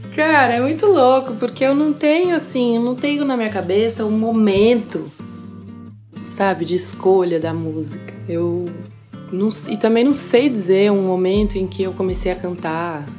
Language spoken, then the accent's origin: Portuguese; São Paulo, Brazil; moved away as an adult; now in Switzerland; Eu nasci em São Paulo